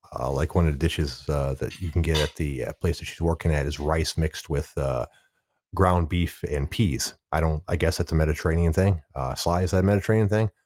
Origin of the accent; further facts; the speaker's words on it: Detroit, Michigan, United States; born and raised in the Detroit area